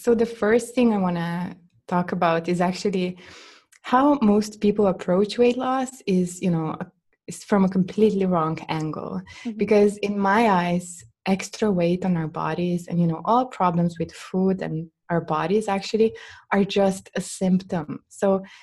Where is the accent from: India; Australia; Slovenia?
Slovenia; in Slovenian language, in my home country language